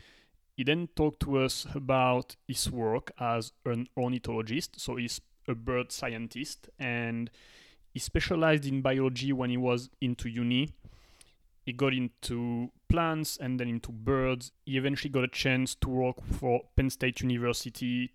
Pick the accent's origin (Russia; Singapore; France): France; a French person